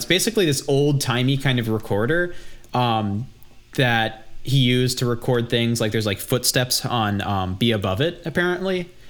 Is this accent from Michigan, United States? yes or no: no; Silver Spring, Maryland, United States; accent: Silver Spring; my Silver Spring accent